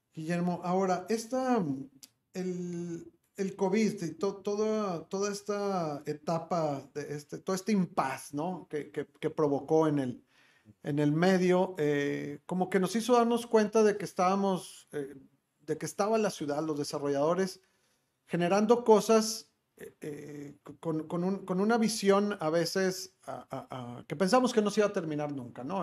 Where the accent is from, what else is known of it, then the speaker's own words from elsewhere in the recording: Monterrey, Nuevo León, Mexico; como regio